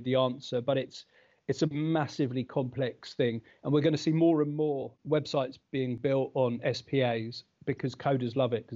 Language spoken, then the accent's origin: English; United Kingdom; moved away as an adult; now in New Zealand; I'm British.